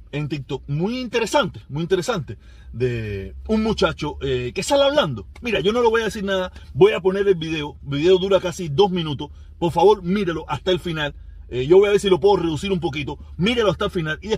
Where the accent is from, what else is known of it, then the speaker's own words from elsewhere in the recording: Cuba; moved away; Yo cuando salí de Cuba, yo salí tan con tanto deseo de irme de Cuba, con con tanto rencor, con tanto odio